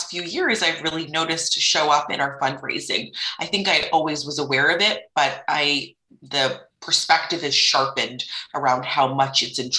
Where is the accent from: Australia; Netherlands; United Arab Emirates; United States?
United Arab Emirates; also born or lived in Canada; racialized third culture kid, and I spent my formative years in the United Arab Emirates, but I was born in Canada, in southern Ontario, to two settlers.